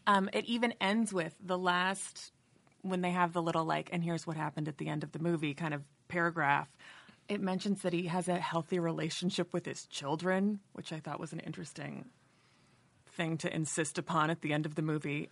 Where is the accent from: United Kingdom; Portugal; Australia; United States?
United States; San Francisco, California; I was born in San Francisco